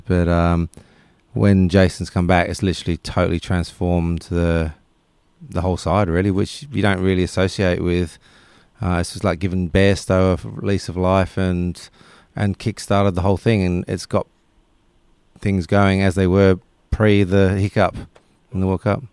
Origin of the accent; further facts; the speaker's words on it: Perth, Western Australia, Australia; moved away; also born or lived in England; who I grew up with in Perth